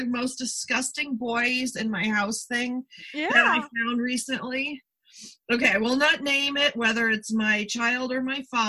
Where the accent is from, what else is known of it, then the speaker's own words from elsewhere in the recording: Niagara Falls, New York, United States; now in Southern California, United States; I came from Niagara Falls area where there's tons of water. Like, it's not like, you know, and I do live in the Southern California desert where we did have water rationing for years